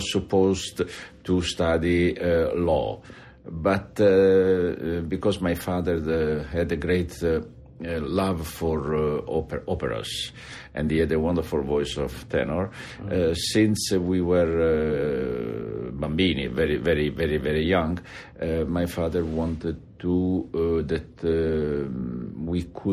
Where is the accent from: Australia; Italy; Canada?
Italy; Molfetta, Apulia; English is a second language; moved away; also born or lived in Naples; I was born in Napoli, and I grew up on the Adriatic coast first, and then... Molfetta.